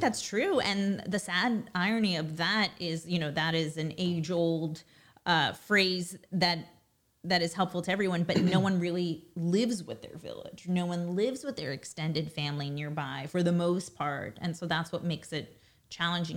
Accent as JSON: {"language": "English", "town": "New York City", "region": "New York", "country": "United States", "tie": "born or raised there", "first_language": "Russian", "second_language": "English", "said": "I was born in Brooklyn, raised in Brooklyn"}